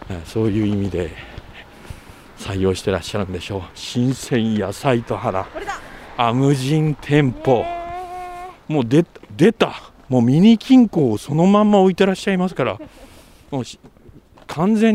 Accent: Iizuka, Fukuoka, Japan; also born or lived in Kitakyushu; え私はあの小さい頃は飯塚市に住みましたけれども、はい、北九州の方でしたからあ

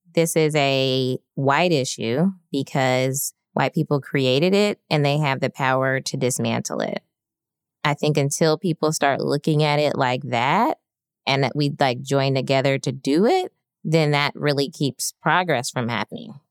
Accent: Birmingham, Alabama, United States; moved away as an adult; I grew up in Birmingham, Alabama

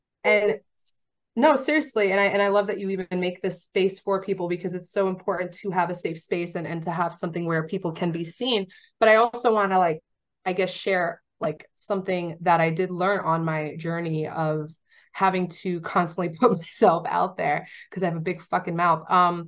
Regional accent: New York, United States; I'm from New York. Don't play with me.

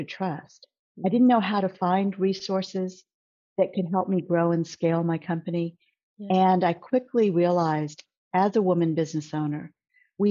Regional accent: Corpus Christi, Texas, United States; now in Houston, United States; I actually grew up in a very small city in South Texas called Corpus Christi, and moved to Houston

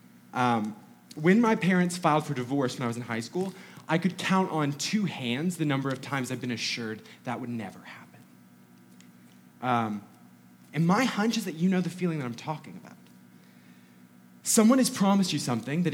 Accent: North Georgia, United States; I grew up in North Georgia

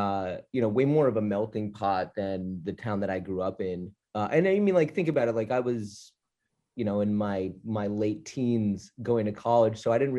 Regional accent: Short Hills, New Jersey, United States; The accent comes out a little bit, but, yeah, I grew up in the northern part of New Jersey in a town called Short Hills, okay. Essentially a suburb of New York City, just 12 miles out. So New York is my home city.

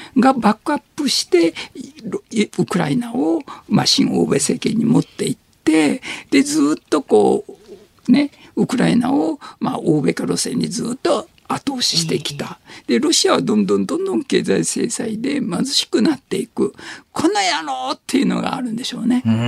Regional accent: Shimane, Japan; moved away; 島根で育ってた

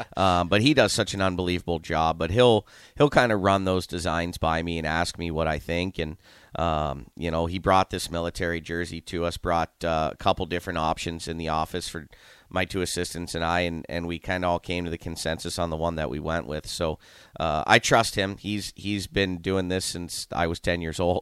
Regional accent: Youngstown, Ohio, United States; moved away as an adult; also born or lived in Saint Louis / Amarillo, Texas / Philadelphia; now in Lincoln, United States; born and raised in Youngstown, Ohio

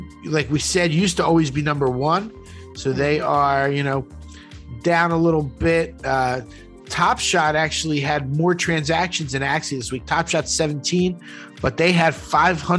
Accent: Philadelphia, Pennsylvania, United States; We grew up in Northeast Philly, went to rival high schools

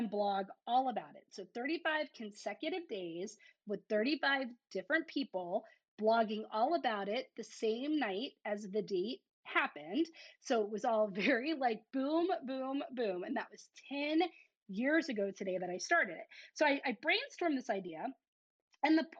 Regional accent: the South, United States; I'm from the South

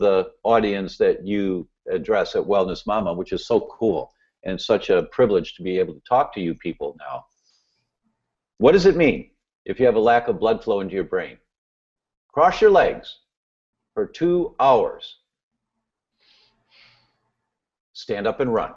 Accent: Midwest, United States; I grew up in the Midwest

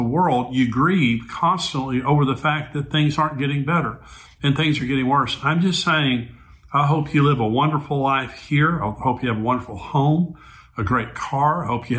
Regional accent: United States; I grew up, I was born in 1953, and I grew up in Christian America.

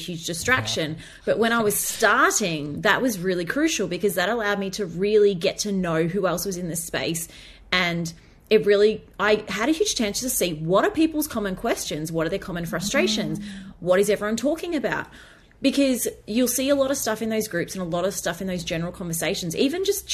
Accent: Australia; as an Australian

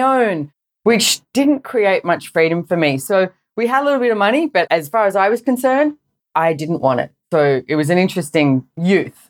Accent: Sydney, New South Wales, Australia; I grew up in Sydney, Australia, and I went to a private school

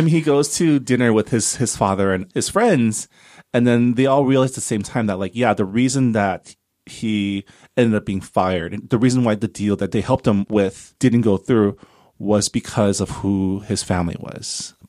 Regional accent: Canada; now in United States; I have a green card, 'cause I'm Canadian

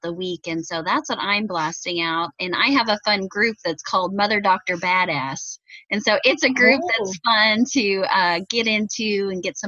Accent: Indiana, United States; accent: Hoosier; my Hoosier slang

